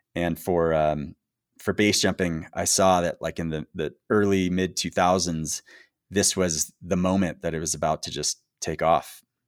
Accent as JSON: {"language": "English", "country": "United States", "said": "being an American base jumper in that era"}